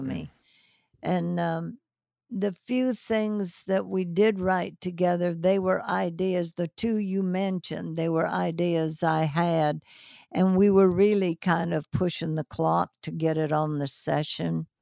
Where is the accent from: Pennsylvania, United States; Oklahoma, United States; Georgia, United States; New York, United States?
Pennsylvania, United States; moved away; also born or lived in Los Angeles; when I was still growing up in Pennsylvania